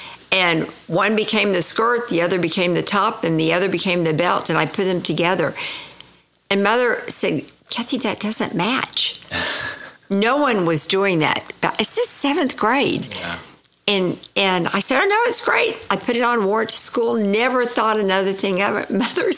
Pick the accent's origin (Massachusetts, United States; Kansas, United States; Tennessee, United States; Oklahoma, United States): Oklahoma, United States; Tulsa; I went to the University of Oklahoma and started in color and design.